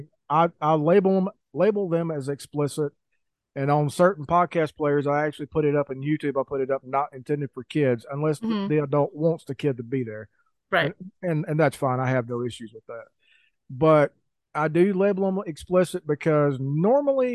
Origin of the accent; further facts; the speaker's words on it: mountains of North Carolina, United States; now in Idaho, United States; growing up in the mountains of North Carolina